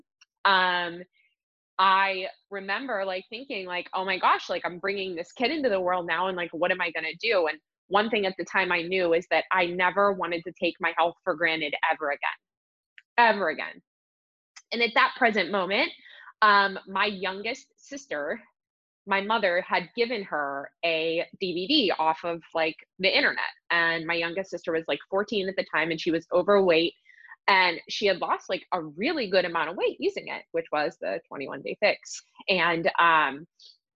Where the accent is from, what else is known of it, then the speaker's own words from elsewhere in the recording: Pittsburgh, Pennsylvania, United States; I am from Pittsburgh, PA